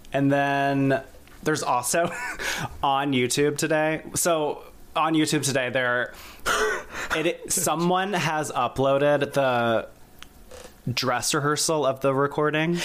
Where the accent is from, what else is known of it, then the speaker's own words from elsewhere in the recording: South Carolina, United States; now in New York, United States; I grew up in South Carolina.